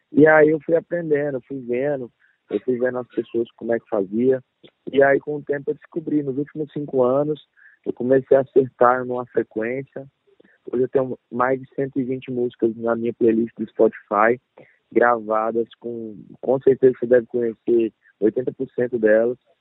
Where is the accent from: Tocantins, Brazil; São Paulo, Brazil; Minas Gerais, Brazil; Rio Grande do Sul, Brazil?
Tocantins, Brazil; Pedro Afonso; moved away as an adult; now in Goiânia, Brazil; sou do interior do Tocantins, de Pedro Afonso Tocantins